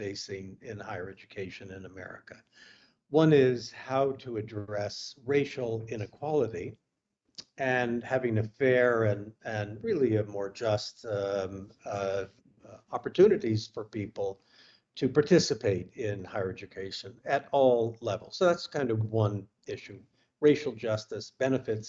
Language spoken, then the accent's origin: English; United States; moved away as an adult; also born or lived in California / Oregon; I came from California and Oregon.